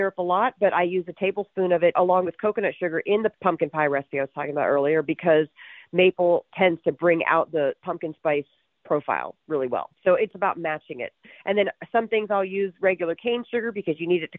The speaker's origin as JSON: {"language": "English", "town": "Arlington", "region": "Virginia", "country": "United States", "tie": "born or raised there", "also_born_or_lived": "Atlanta, Georgia / California", "moved": "as an adult", "lives_now": "Santa Ynez Valley, United States", "said": "I grew up in Washington, D.C., in Arlington, Virginia"}